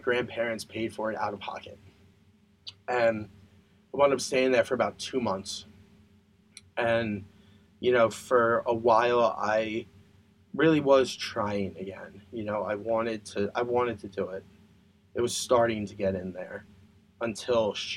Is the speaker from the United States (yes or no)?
yes; Pennsylvania, United States; I'm from Pennsylvania